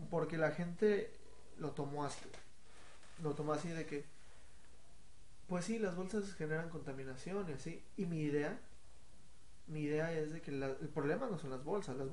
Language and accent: Spanish; State of Mexico, Mexico; Es que no soy ni chilango, ni soy foráneo. No. O sea, soy X.